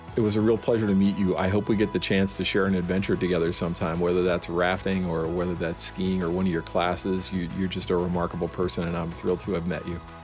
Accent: San Francisco Bay Area, California, United States; born or raised there; also born or lived in Mount Rainier National Park

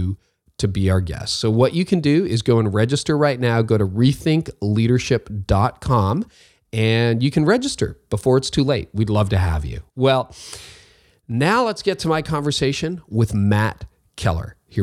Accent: Toronto, Ontario, Canada; I'm from Toronto

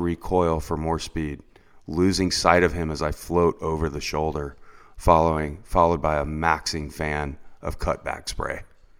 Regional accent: Florida, United States; you'll hear what it's like growing up in Central Florida and looking for waves, because that is clearly a difficult task, but also filled with some adventure as well.

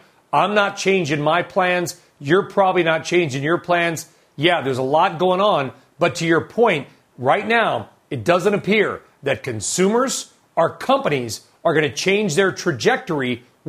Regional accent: Los Angeles, California, United States; I was born 50 years ago yesterday in Los Angeles. Chris, I grew up in Los Angeles. I still have fondness for the area.

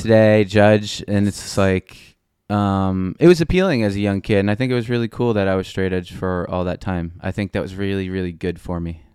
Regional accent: North Merrick, New York, United States; Born and raised North Merrick, Long Island, South Shore, Nassau County

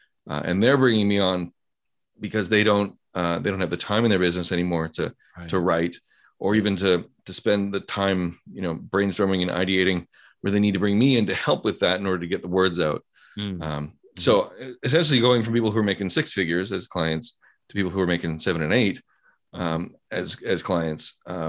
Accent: Canada; I'm also Canadian

